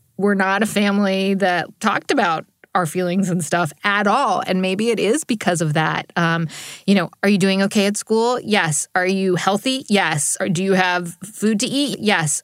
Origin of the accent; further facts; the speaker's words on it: New Jersey, United States; also born or lived in New York City; I was born in New York City and grew up in New Jersey